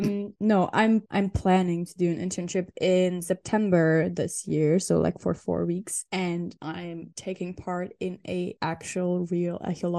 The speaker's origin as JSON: {"language": "English", "country": "Germany", "tie": "born or raised there", "said": "It's in Germany, pretty close to my hometown."}